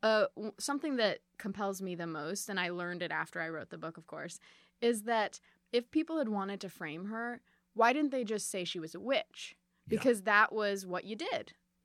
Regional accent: Boston, Massachusetts, United States; born there; also born or lived in Chicago; My family moved a lot. I was born in Boston.

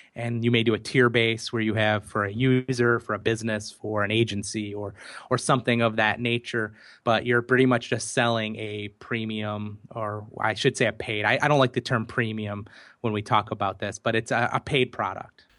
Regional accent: United States; accent: American; my American accent

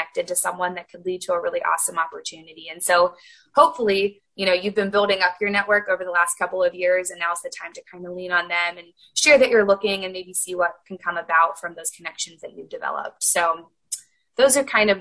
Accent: Indiana, United States; I knew I wanted to be close to home, and Indiana's home for me

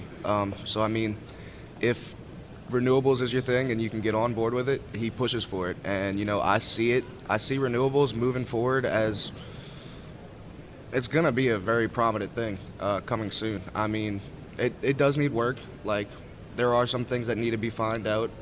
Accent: New Orleans, Louisiana, United States; I'm originally from New Orleans, Louisiana

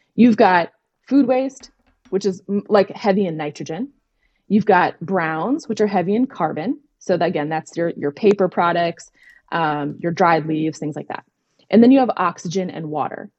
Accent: Minnesota, United States; now in Pennsylvania, United States; I grew up in Minnesota

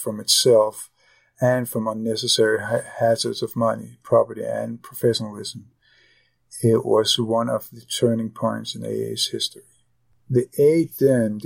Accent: Copenhagen, Capital Region of Denmark, Denmark; moved away; I am originally from Copenhagen, Denmark

